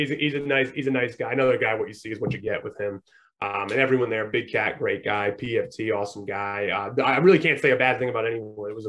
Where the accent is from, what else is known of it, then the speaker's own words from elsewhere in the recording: New England, United States; I'm from New England, so I've always followed Barstool